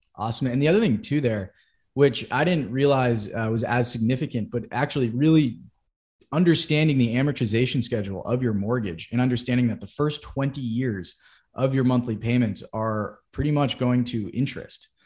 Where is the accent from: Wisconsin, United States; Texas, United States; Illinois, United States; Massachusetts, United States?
Massachusetts, United States; Wellesley; I'm originally from Boston, Massachusetts, or a little bit outside in Wellesley